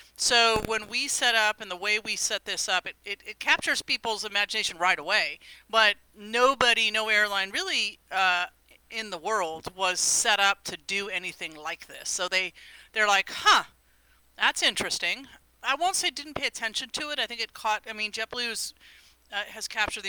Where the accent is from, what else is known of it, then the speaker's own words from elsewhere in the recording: Silicon Valley, California, United States; I'm from Silicon Valley. I've, you know, been resident here for a very long time